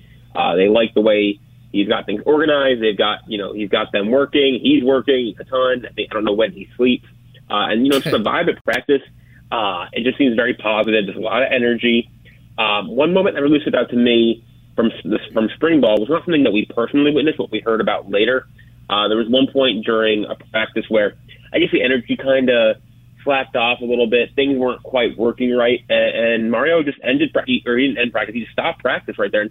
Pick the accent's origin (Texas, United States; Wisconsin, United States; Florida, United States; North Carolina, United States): Florida, United States; South; when I was growing up in South Florida